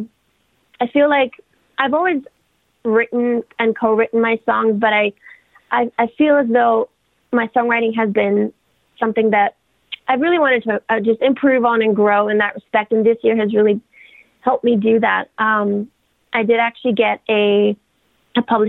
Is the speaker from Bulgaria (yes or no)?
yes; Bulgaria; also born or lived in United Kingdom; now in Canada; I am from, like, I grew up in Bulgaria. Okay. And then in the UK